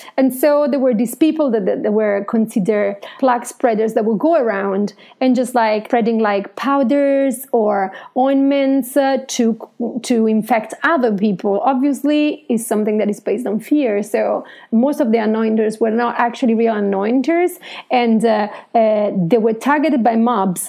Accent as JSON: {"language": "English", "country": "Italy", "said": "I'm Italian"}